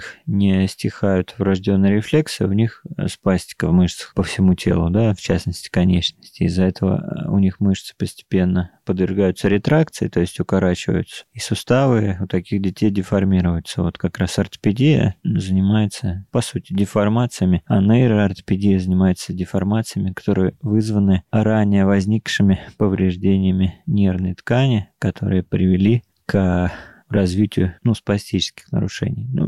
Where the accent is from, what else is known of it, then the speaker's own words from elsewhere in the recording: Moscow, Russia; Мы говорим, нет, мы из Москвы.